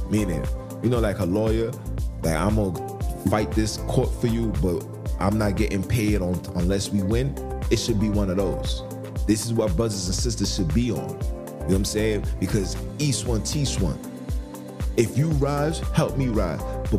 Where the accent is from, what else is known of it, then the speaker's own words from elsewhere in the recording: Jamaica; I'm a Jamaican.